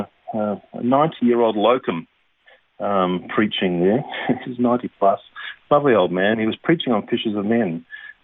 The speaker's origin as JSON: {"language": "English", "town": "Melbourne", "region": "Victoria", "country": "Australia", "tie": "born or raised there", "said": "I was born and raised in Melbourne"}